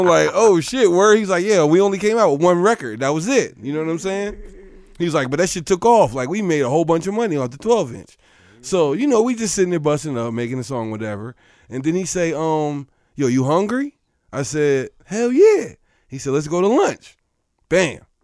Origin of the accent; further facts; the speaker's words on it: Philadelphia, Pennsylvania, United States; I'm from Philly